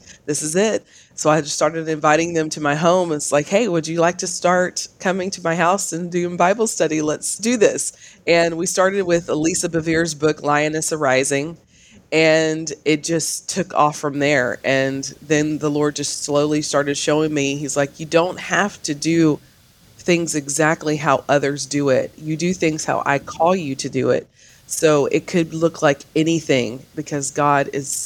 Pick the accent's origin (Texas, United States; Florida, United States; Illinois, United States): Texas, United States; Canton; I'm from Canton, Texas